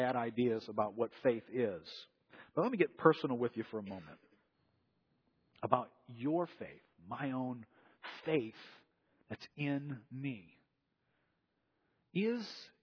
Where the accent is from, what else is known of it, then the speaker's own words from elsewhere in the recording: New Orleans, Louisiana, United States; we grew up here in New Orleans